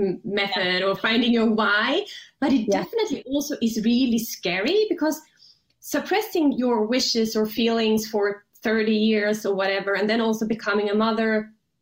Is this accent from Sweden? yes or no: yes; Sweden; now in Switzerland; I'm from Sweden originally